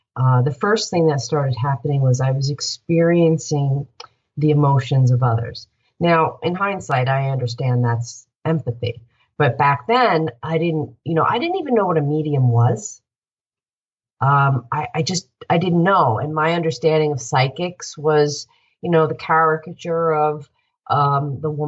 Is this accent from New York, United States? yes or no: yes; Northport, New York, United States; also born or lived in Boston; I grew up in my hometown of Northport, which I love.